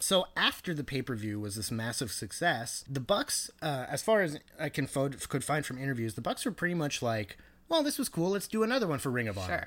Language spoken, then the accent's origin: English; Canada; as a Canadian